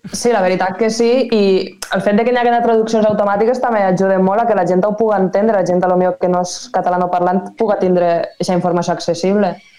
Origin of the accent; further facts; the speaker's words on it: Benissa, Valencian Community, Spain; sóc de Benissa, a la Marina Alta